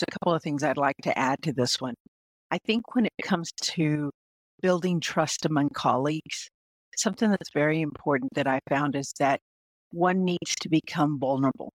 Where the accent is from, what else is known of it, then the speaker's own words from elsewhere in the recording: South Texas, United States; I was born in South Texas